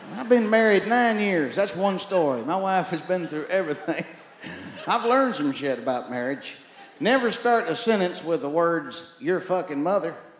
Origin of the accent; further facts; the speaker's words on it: East Texas, United States; I had three sisters growing up in East Texas